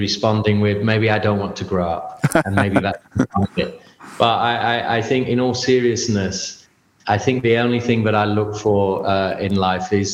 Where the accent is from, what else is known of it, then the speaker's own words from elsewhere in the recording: England, United Kingdom; like every young person growing up in England